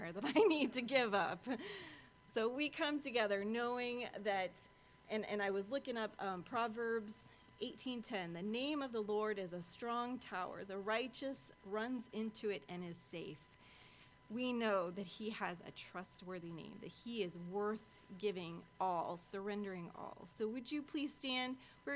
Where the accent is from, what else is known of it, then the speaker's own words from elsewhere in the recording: Washburn, United States; growing up in Washburn